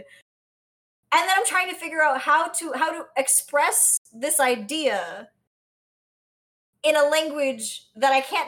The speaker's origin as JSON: {"language": "English", "region": "South Florida", "country": "United States", "tie": "born or raised there", "also_born_or_lived": "Puerto Rico", "accent": "Cuban", "said": "I'm Puerto Rican, but I grew up in South Florida"}